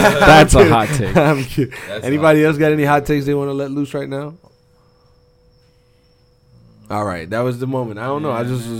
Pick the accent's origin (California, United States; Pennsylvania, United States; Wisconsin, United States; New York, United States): Pennsylvania, United States; I'm also from Pennsylvania